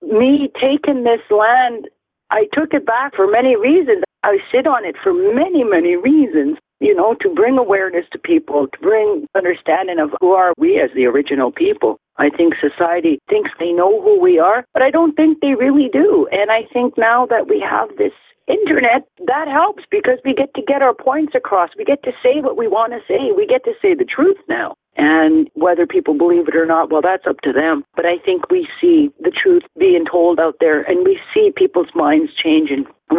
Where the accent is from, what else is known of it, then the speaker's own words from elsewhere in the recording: India; Something my mother encouraged me was to never, ever to forget who I am as an Indian